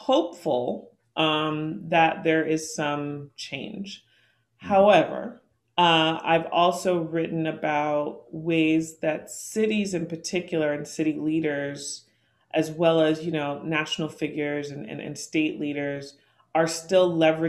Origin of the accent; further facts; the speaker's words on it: Oakland, California, United States; here in my hometown, Oakland